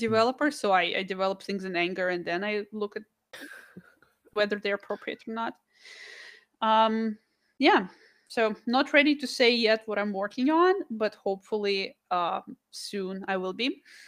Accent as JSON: {"language": "English", "country": "Russia", "tie": "born or raised there", "moved": "yes", "said": "I'm from Russia, I was born there."}